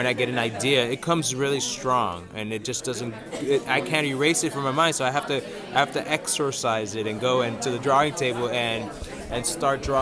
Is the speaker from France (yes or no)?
no; New York City, New York, United States; growing up in New York City